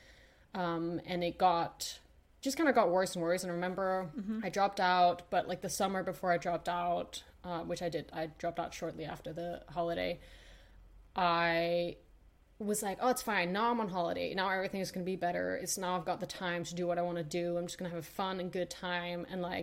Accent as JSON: {"language": "English", "country": "Denmark", "tie": "born or raised there", "said": "I grew up in Denmark. I'm Danish"}